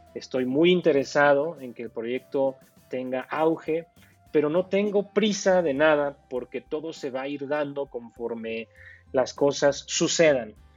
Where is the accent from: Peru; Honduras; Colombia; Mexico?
Mexico; Pachuca, Hidalgo; yo soy un emprendedor de México, eh, exactamente de la ciudad de Pachuca, Hidalgo, México